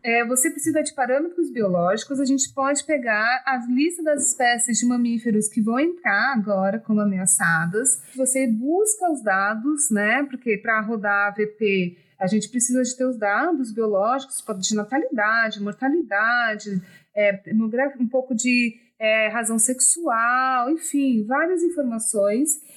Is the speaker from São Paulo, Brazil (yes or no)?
yes; São Paulo, Brazil; now in Espírito Santo, Brazil; eu cresci em São Paulo, E depois voltei para o Espírito Santo